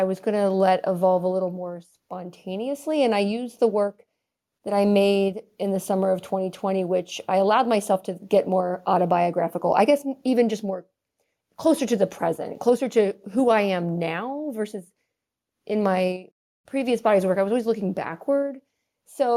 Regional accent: Southern Ohio, United States; moved away as an adult; now in Chicago, United States; I grew up in Southern Ohio.

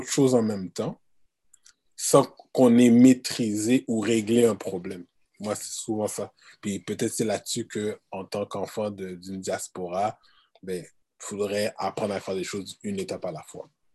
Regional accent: Quebec, Canada; je suis né ici au Québec

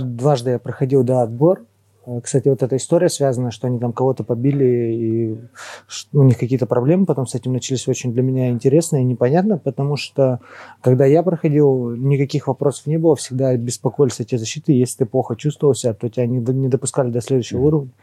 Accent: Tyumen, Tyumen Oblast, Russia; мы из Тюмени

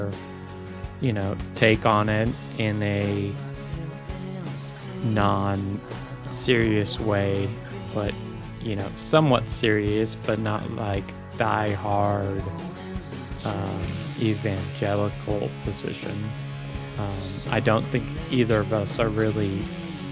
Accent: Ashland, United States; born and raised in Ashland

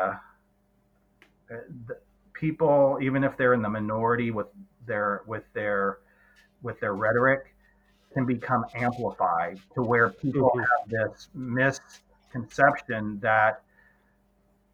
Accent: Southern Indiana, United States; now in Indianapolis, United States; I grew up in Southern Indiana

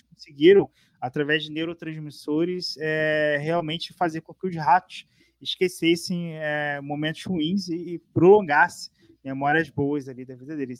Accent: Rio de Janeiro, Brazil; now in São Paulo, Brazil; Eu fui nascido e criado no Rio, conhecia todas as estradas do Rio

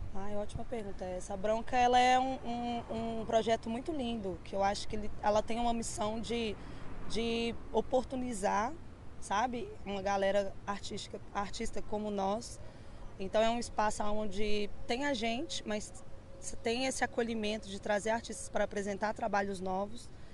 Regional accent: Contagem, Minas Gerais, Brazil; Sou natural de Contagem, mas meu trampo consiste todo aqui na cidade, né, na capital

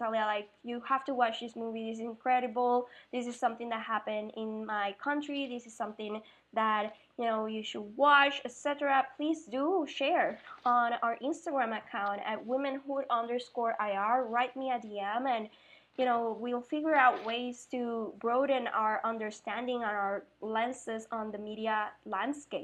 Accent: Puerto Rico; moved away; also born or lived in Mexico / Spain; I'm from Puerto Rico

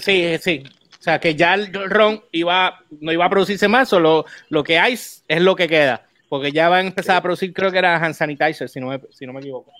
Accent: Puerto Rico; me frustra más como puertorriqueño

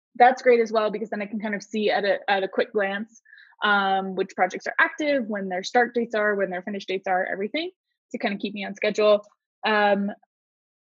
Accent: Southern California, United States; I'm from Southern California

